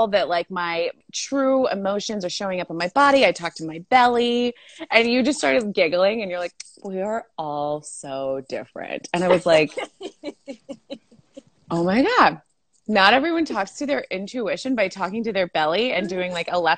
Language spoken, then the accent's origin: English; Monterey Bay, California, United States; accent: Valley girl; also born or lived in Salinas, California; I was actually born in Salinas, but raised all around Monterey Bay